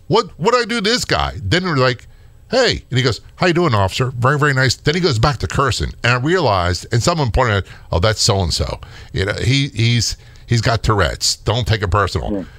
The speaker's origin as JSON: {"language": "English", "region": "New Jersey", "country": "United States", "tie": "born or raised there", "moved": "yes", "said": "I was born in North Jersey"}